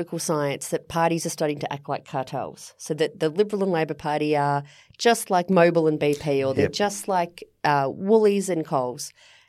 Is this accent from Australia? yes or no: yes; Victoria, Australia; I'm from Victoria.